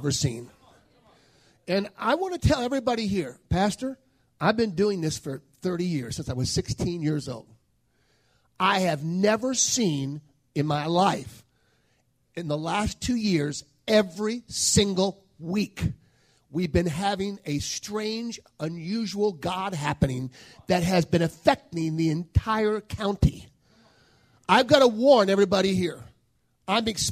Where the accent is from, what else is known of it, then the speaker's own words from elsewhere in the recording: New Orleans, Louisiana, United States; I was born in New Orleans